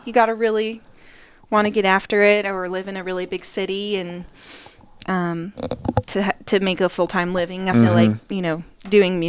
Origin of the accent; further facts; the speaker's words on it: Utah, United States; moved away as an adult; now in Tennessee, United States; … and I both grew up in Utah, so we're from out west.